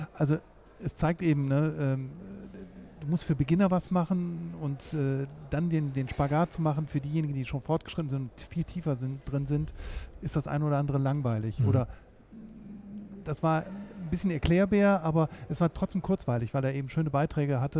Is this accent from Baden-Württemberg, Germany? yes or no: no; Bonn, North Rhine-Westphalia, Germany; wo ich herkomme. Ich komme aus Bonn